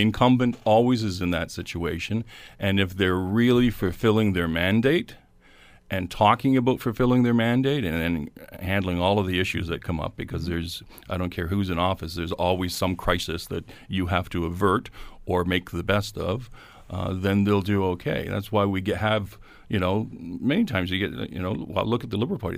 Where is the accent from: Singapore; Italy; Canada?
Canada